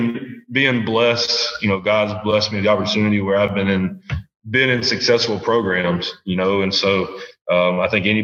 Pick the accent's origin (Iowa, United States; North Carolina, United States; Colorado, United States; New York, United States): North Carolina, United States; Laurinburg; moved away as an adult; also born or lived in West Tennessee; my hometown of Laurinburg, North Carolina